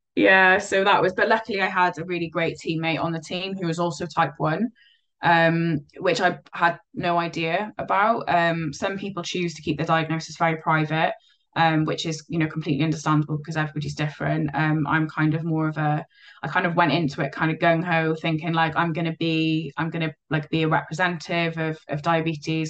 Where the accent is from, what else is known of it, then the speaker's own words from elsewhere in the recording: Cardiff, Wales, United Kingdom; also born or lived in Llanishen / Abercynon; now in Merthyr Tydfil, United Kingdom; I was a uh, Cardiff born and bred. Uh, living, I grew up in Splot